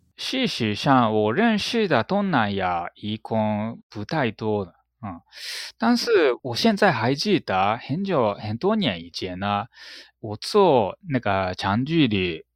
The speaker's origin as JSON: {"language": "Chinese", "country": "Japan", "first_language": "Japanese", "second_language": "Chinese", "moved": "as an adult", "lives_now": "Taiwan", "said": "我的长相好像是那个很典型的那个日本人的那个脸，所以我在台湾呢，很容易那个被发现我是日本人"}